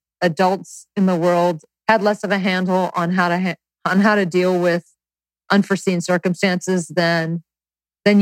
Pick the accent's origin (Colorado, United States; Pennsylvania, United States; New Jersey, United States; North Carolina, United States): North Carolina, United States; growing up in the South in North Carolina